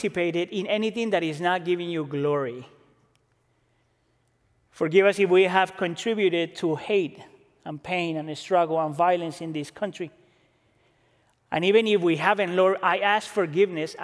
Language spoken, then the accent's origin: English; Colombia; now in United States; I got to come back to Colombia after being out of Colombia for 10 years.